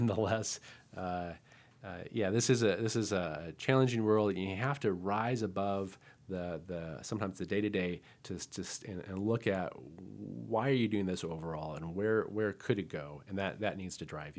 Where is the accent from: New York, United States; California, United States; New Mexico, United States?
New Mexico, United States; Albuquerque; And I remember one time when I was growing up in Albuquerque, and my mom got us into figure skating